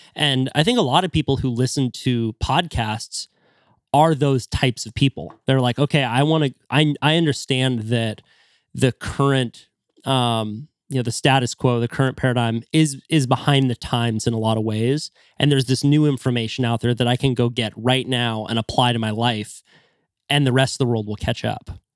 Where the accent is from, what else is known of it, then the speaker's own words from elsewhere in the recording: Santa Cruz, California, United States; growing up in Santa Cruz